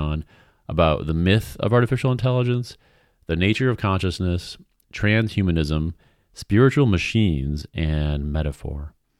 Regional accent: New York, United States; also born or lived in Vermont; So I'm originally from upstate New York, and I've lived all over. I've lived in Vermont

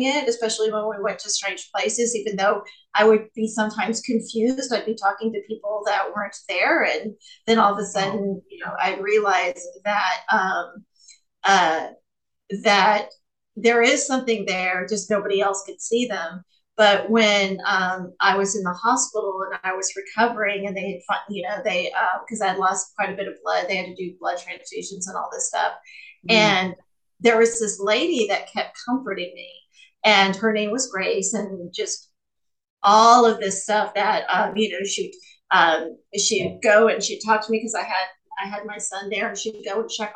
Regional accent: the South, United States; I'm from the South.

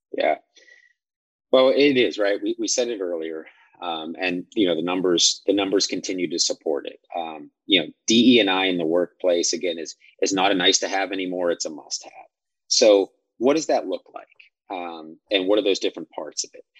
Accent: Midwest, United States; I was from the Midwest, from a rural area.

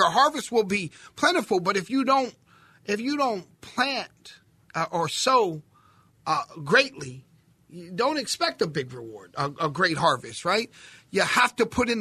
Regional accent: Philadelphia, Pennsylvania, United States; I'm a city kid, right? I'm from Philly

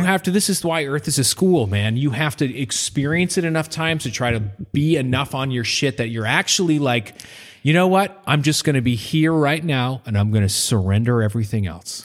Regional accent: Maine, United States; moved away; I'm from Maine

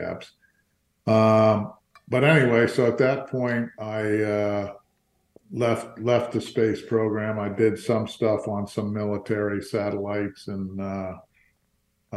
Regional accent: Fort Lauderdale, Florida, United States; also born or lived in New Jersey / New York; I was born in New Jersey, but my mom and dad moved down to Florida when I was 2 years old. So I got to grow up in Fort Lauderdale.

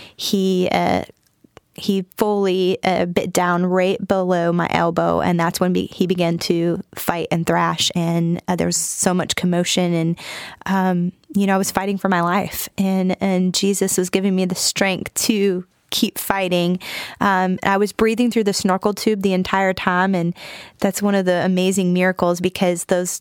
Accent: Michigan, United States; moved away as an adult; also born or lived in Huntington, West Virginia; now in North Carolina, United States; I'm from Michigan originally, born and raised.

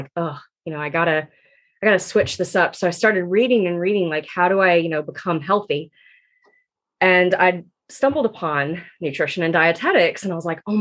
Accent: Georgia, United States; I am from Georgia. My parents planted me here at birth, and I call myself an adopted Southerner because I just have always been in Georgia

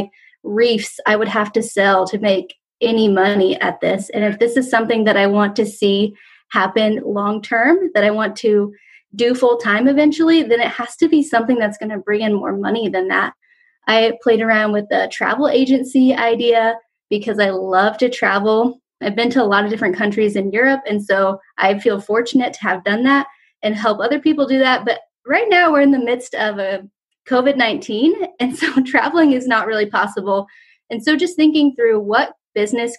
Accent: Wichita, Kansas, United States; also born or lived in London; I am from Kansas. I grew up in Wichita, Kansas

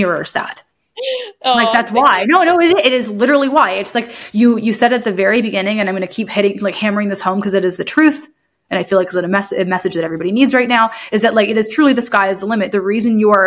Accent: Huntsville, Ontario, Canada; when I was younger, so I grew up like living in Deerhurst Resort

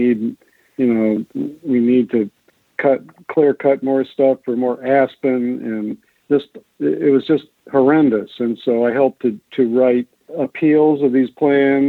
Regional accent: Detroit, Michigan, United States; I was born and raised in Detroit, Michigan

